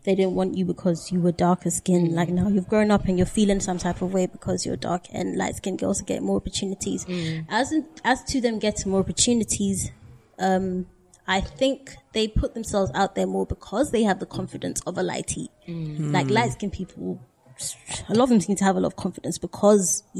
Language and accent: English; London, United Kingdom; growing up in London